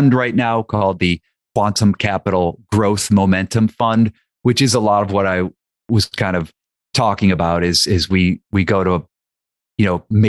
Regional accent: near Youngstown, Ohio, United States; moved away; I grew up near Youngstown, Ohio, and Youngstown, Ohio is where my dad grew up

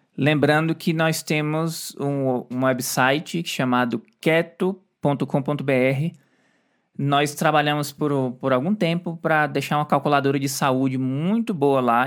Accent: Brazil; moved away; Eu, como brasileiro, não gosto. E a gente mora fora do Brasil

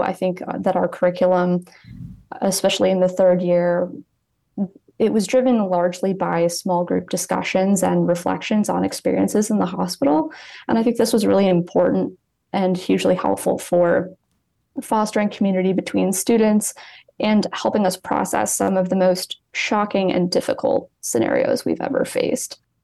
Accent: East Lansing, Michigan, United States; moved away as an adult; now in Cleveland, United States; I'm originally from East Lansing, Michigan

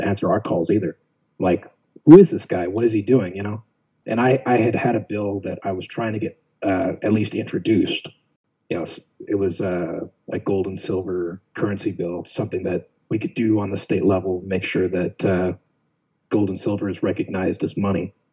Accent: Phoenix, Arizona, United States; also born or lived in Buckeye, Arizona; I was born and raised West Phoenix, uh, Maryvale area

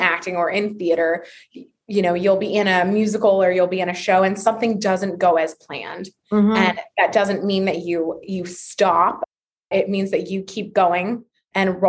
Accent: Lancaster County, Pennsylvania, United States; moved away as an adult; also born or lived in Massachusetts; now in Arizona, United States; grew up in Lancaster County, Pennsylvania

